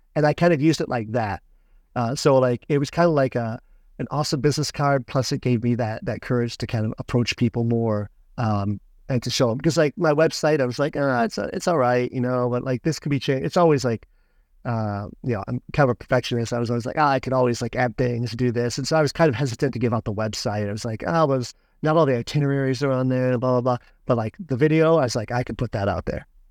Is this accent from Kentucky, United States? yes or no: no; Michigan, United States; moved away as an adult; my father's place, you know, where I grew up in Michigan.